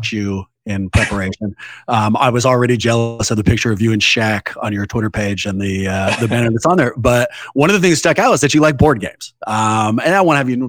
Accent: Oakland, California, United States; I'm born and raised in Oakland

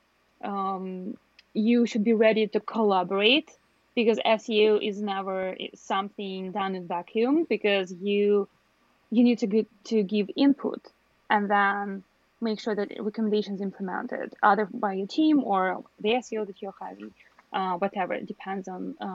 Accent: Belarus; I'm from Belarus

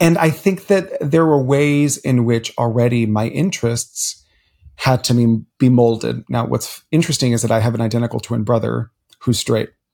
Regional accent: Miami, Florida, United States; as a Cuban child growing up in Miami, Florida, the child of immigrants

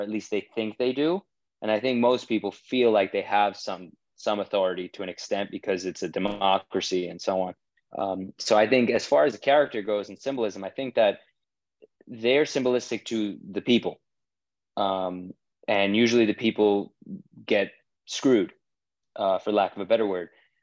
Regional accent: New York, United States; moved away as an adult; now in Los Angeles, United States; I'm from New York originally

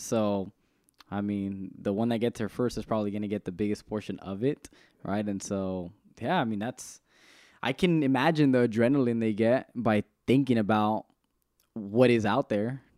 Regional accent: Salinas, California, United States; I'm from the east side of Salinas

